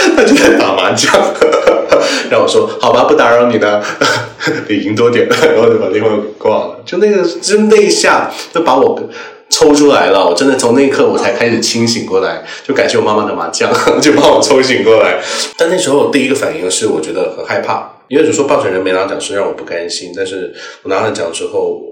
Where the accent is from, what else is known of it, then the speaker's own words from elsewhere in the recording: Pearl River Delta, Guangdong, China; first language Cantonese; Chinese is a second language; 因为我是珠三角长大的，就我距离香港那边也很近